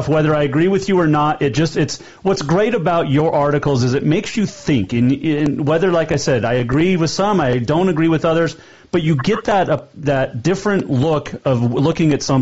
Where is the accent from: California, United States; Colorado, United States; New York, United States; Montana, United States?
Montana, United States; Bozeman; I grew up in Bozeman, so Butte was our, like, natural rivalry